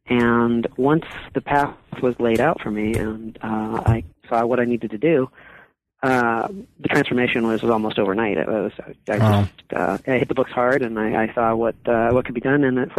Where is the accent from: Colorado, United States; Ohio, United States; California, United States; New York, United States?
California, United States; now in Vermont, United States; Well, I'm currently living in Vermont, but I'm a native Californian. I grew up on the Central Coast of California, and my mother is Mexican, and my father was a Midwesterner from Detroit.